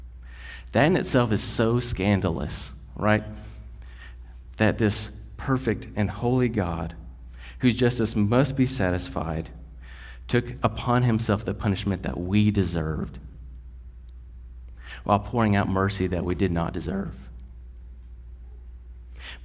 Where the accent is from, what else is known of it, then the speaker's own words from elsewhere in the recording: West Texas, United States; We are white guys from West Texas